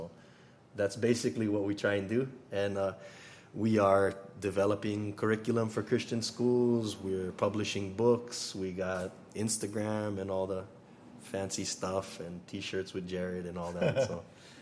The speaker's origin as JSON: {"language": "English", "region": "Hawaii", "country": "United States", "said": "being Hawaiian and turning my back on my friends and my ancestors"}